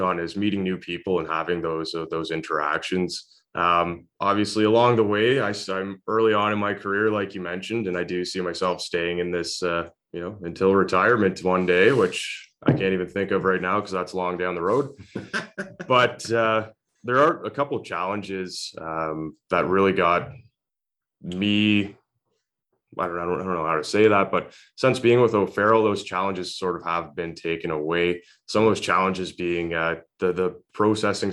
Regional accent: North Gower, Ontario, Canada; born and raised in North Gore, so not too far away from Kempville.

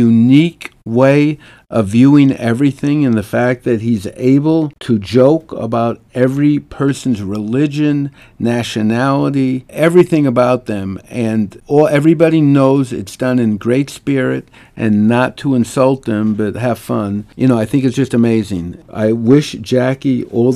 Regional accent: Minneapolis, Minnesota, United States; now in New York City, United States; we're both from Minneapolis

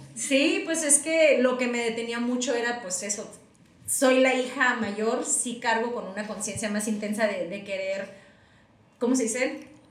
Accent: Tijuana, Baja California, Mexico; also born or lived in United States; Nos vinimos a vivir a Tijuana

